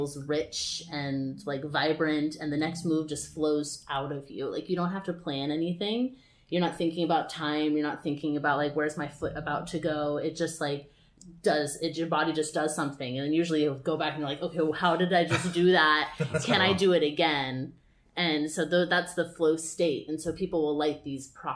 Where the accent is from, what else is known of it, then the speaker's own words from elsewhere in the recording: Austin, Texas, United States; moved away as an adult; now in California, United States; I grew up in Texas, and I never thought that I would be living in California performing on stages in Hollywood for a living